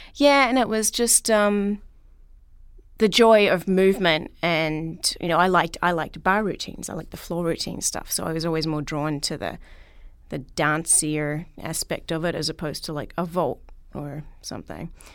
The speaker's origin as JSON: {"language": "English", "town": "Melbourne", "region": "Victoria", "country": "Australia", "tie": "born or raised there"}